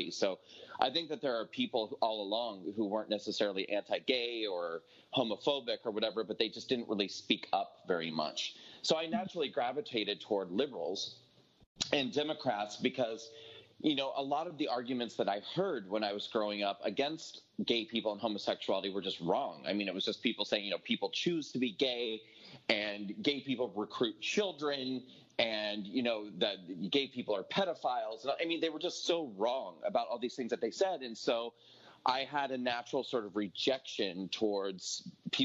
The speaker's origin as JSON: {"language": "English", "region": "rural Nebraska", "country": "United States", "tie": "born or raised there", "said": "I grew up at a time and in a geographic location, you know, that being rural Nebraska"}